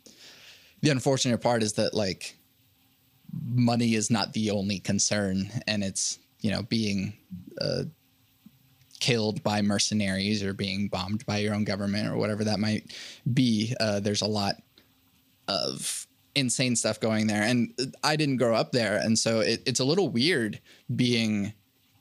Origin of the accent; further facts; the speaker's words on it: Oklahoma City, Oklahoma, United States; also born or lived in Venezuela; I live and have lived in Oklahoma City since 2001